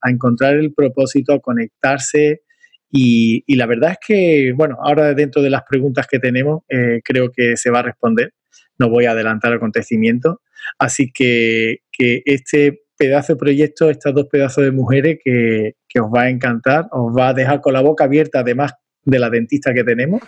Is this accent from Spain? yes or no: yes; Andalusia, Spain; accent: Andalusian; En mi inglés, como andaluz, tengo que perfilarlo todavía ese inglés andaluz que tengo